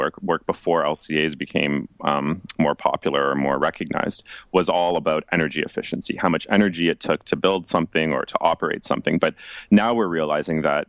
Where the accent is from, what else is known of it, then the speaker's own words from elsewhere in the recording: Toronto, Ontario, Canada; moved away as an adult; now in Finland; I'm originally from Toronto, Canada